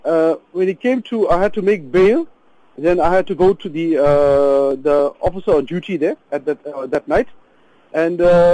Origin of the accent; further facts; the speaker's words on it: Durban, KwaZulu-Natal, South Africa; I'm from Durban, so I went visiting relatives in Johannesburg